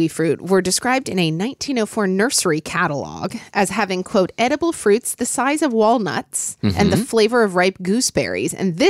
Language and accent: English; Oklahoma City, Oklahoma, United States; I grew up in Oklahoma City, Oklahoma.